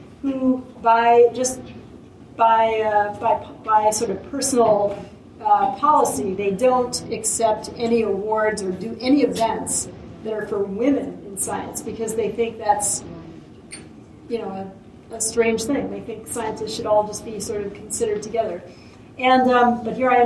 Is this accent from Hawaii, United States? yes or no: yes; Hilo, Hawaii, United States; moved away; I grew up in Hilo, Hawaii